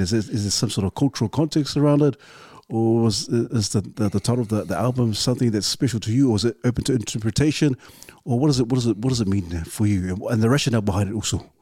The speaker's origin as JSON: {"language": "English", "region": "Auckland", "country": "New Zealand", "tie": "born or raised there", "said": "growing up in the, in the hood. Obviously, uh, we're from Ouattara as well, so we're all Ouattara boys, the two seven four"}